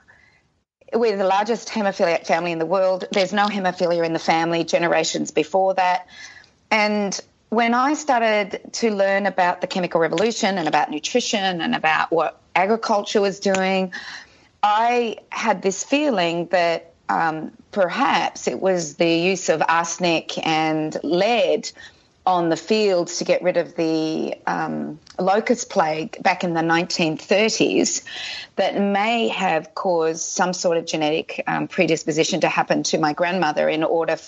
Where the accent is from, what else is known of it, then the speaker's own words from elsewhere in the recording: Australia; we in Australia